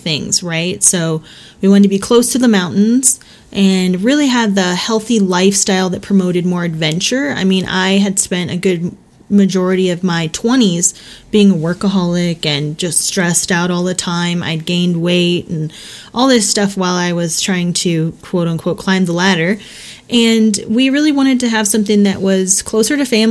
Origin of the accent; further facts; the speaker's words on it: Texas, United States; moved away as an adult; now in Colorado, United States; I was born and raised in Texas for 30 years